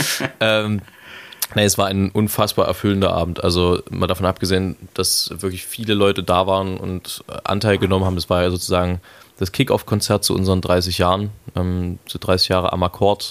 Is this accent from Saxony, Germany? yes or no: yes; Leipzig, Saxony, Germany; Ich, ich bin ein Leipziger Original, wie das so schön heißt. Ein, ein authentisches, nicht zugezogenes, sondern schon immer hier stattgefunden habendes. Ähm, und Leipzig ist meine Heimat